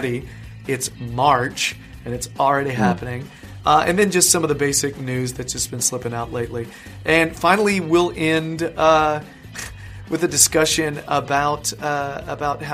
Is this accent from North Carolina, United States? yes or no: yes; North Carolina, United States; I'm from North Carolina